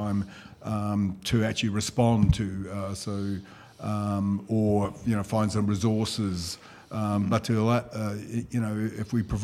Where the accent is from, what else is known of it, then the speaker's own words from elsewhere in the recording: Auckland, New Zealand; I was raised in Te Atatū, the Rising Sun. It's a suburb in West Auckland.